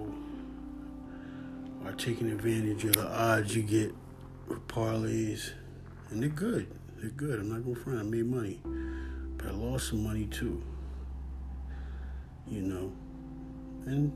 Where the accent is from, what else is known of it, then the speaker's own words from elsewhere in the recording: Philadelphia, Pennsylvania, United States; I'm from Philly, Philadelphia, West Philadelphia